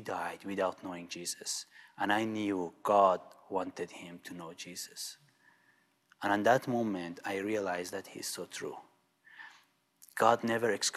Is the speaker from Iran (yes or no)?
yes; Iran; moved away; I'm coming from Iran